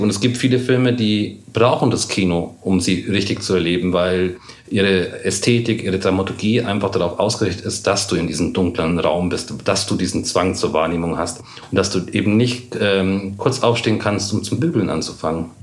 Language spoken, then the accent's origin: German; Munich, Bavaria, Germany; Bei uns in München gibt es die Kammerspiele